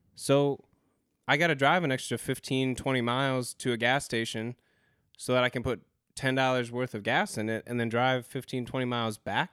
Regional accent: Spokane, Washington, United States; also born or lived in California; now in Greensboro, United States; we grew up in Spokane, Washington, we grew up fairly poor, but when we moved to California

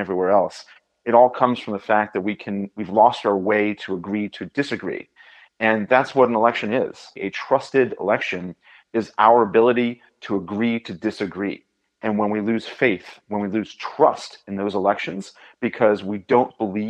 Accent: Indiana, United States; as a Hoosier

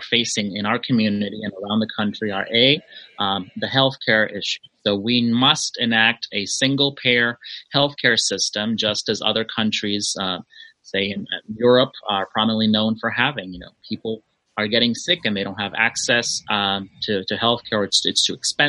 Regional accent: Los Angeles, California, United States; also born or lived in Mexico; I was born in Mexico. I arrived to this area of Los Angeles when I was 9 years old

